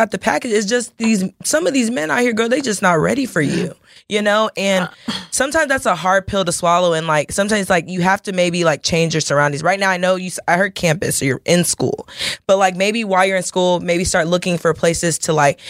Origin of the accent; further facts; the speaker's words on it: Lewisville, Texas, United States; I grew up in Louisville, Texas